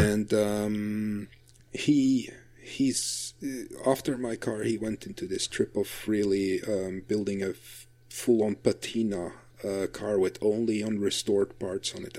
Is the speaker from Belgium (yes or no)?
yes; Flanders, Belgium; English is a second language; in Belgium, we're lucky because we're we're such a small country